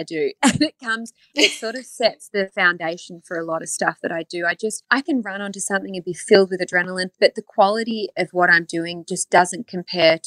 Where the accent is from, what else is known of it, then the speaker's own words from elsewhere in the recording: Australia; moved away as an adult; now in Los Angeles, United States; being Australian and growing up and working on TV there first